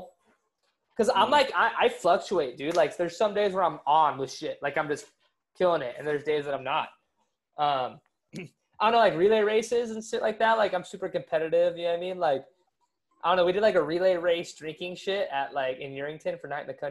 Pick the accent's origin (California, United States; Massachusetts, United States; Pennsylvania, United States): California, United States; Orange County; now in Hawaii, United States; I'm from Orange County